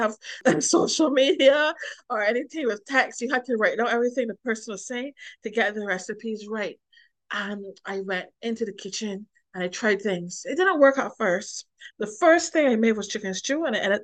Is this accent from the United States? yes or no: no; Christ Church, Barbados; moved away as an adult; also born or lived in Bridgetown, Barbados / France; now in Europe; I was born and raised in Barbados